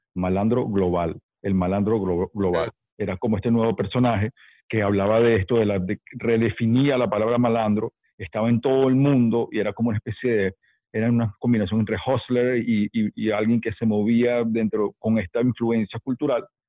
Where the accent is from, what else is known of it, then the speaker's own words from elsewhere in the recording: Caracas, Capital District, Venezuela; also born or lived in New York; Soy neoyorquino caraqueño, sí, porque crecí en Caracas.